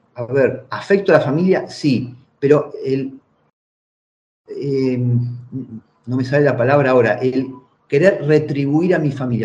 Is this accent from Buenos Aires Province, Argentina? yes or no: yes; General Rodríguez, Buenos Aires Province, Argentina; moved away as an adult; also born or lived in Italy; mi pueblo natal, en General Rodríguez